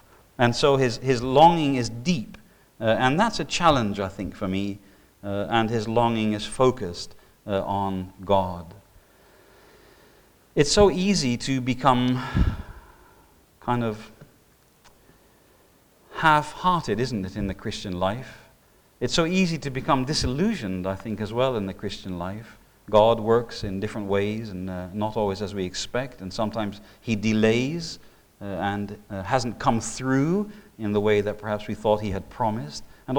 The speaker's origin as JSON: {"language": "English", "country": "Indonesia", "tie": "born or raised there", "said": "I mean, when I was growing up in Indonesia, we had a Komodo dragon come into our Sunday morning service."}